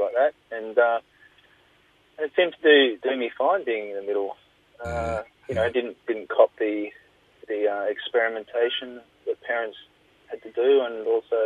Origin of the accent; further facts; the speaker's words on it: Nambour, Queensland, Australia; also born or lived in Brisbane; I was born in Nambour